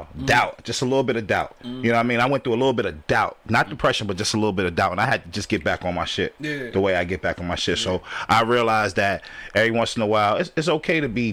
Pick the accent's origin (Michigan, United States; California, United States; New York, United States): New York, United States; New York City; moved away as an adult; also born or lived in Dayton, Ohio; now in Detroit, United States; South Bronx. Born and raised